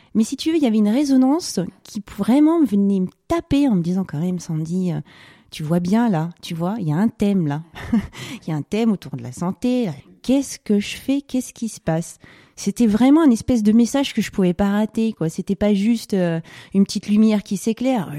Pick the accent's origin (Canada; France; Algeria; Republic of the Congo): France; Var, Provence-Alpes-Côte d'Azur; also born or lived in Paris; on est parti euh, vivre dans le sud, dans le Var